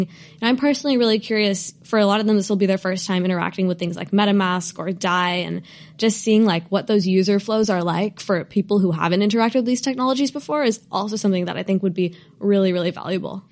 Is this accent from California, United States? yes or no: yes; Bay Area, California, United States; I, I grew up in the Bay Area